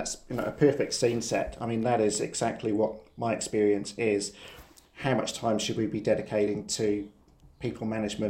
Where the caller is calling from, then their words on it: New Zealand; we're dialing in from New Zealand first and foremost, so the other side of the world.